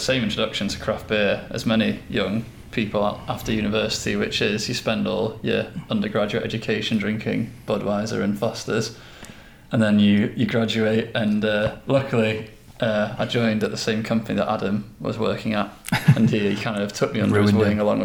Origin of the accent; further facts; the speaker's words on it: Macclesfield, North West England, United Kingdom; now in Buxton, United Kingdom; I live outside of Buxton and I was born in Macclesfield